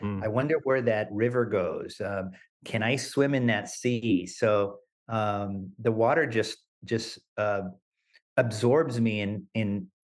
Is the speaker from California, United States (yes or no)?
yes; Los Angeles, California, United States; my parents first took me to a beach, Santa Monica Beach, and that was the closest beach to my hometown in Los Angeles.